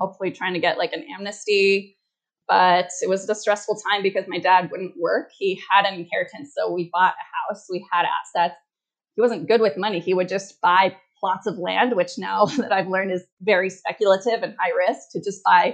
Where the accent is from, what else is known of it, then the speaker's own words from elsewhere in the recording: Washington, United States; moved away as an adult; also born or lived in Morelia, Michoacán, Mexico; now in Playa del Carmen, Mexico; I was born in Morelia, Michoacan, immigrated to the U.S. when I was 3 to Washington State